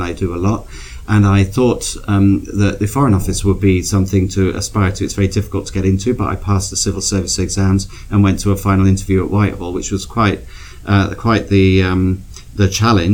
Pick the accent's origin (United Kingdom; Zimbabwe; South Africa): United Kingdom; Plymouth, South West England; now in Toronto, Canada; I grew up in Plymouth in Devon, which is a Navy city.